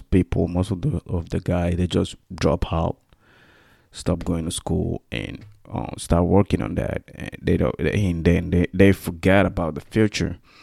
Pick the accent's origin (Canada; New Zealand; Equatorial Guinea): Equatorial Guinea; first language Spanish; English is a second language; moved away as an adult; now in United States; I'm from, uh, Equatorial Guinea.